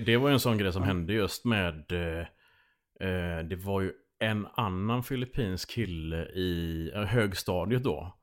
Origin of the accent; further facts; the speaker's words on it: Landvetter, Västra Götaland, Sweden; moved away as an adult; Jag är uppvuxen i Landvetter